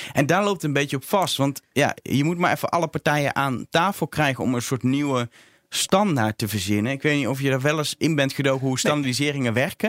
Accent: Netherlands; ik ben een Nederlander

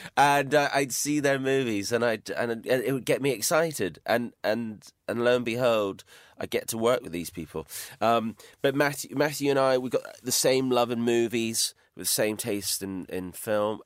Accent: Highlands of Scotland, United Kingdom; moved away; I was brought up in the Highlands of Scotland

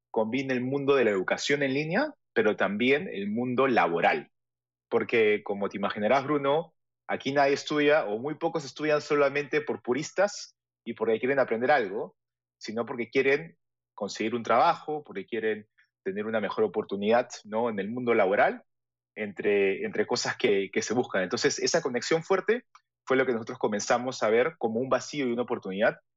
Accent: Peru; now in Paris, France; soy peruano, al igual que Víctor

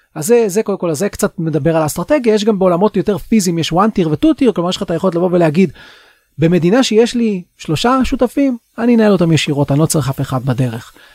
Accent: Israel; אנחנו כישראלים

